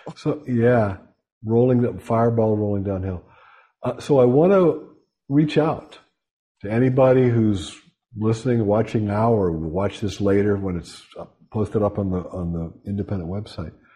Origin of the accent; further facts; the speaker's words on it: Pittsburgh, Pennsylvania, United States; moved away; I'm from Western Pennsylvania, shot and beer town, Pittsburgh.